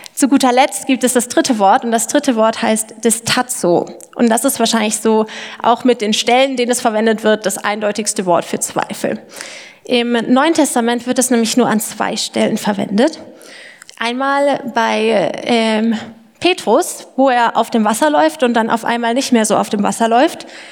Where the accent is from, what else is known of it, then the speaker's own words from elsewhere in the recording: Lindau, Bavaria, Germany; moved away as an adult; also born or lived in Erlangen/Nuremberg (FAU); now in Erlangen, Germany; ich komme ursprünglich aus dem Allgäu, äh, vom Lindau am Bodensee, um genau zu sein